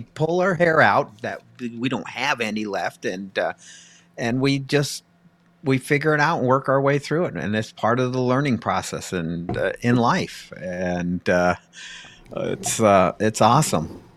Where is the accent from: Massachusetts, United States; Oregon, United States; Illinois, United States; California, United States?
California, United States; Pasadena; growing up in Pasadena, California